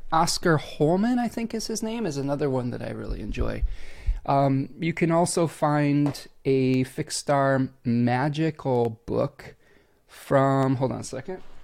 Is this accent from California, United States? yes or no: no; Oak Park, Illinois, United States; now in Michigan, United States; I was born in Oak Park, Illinois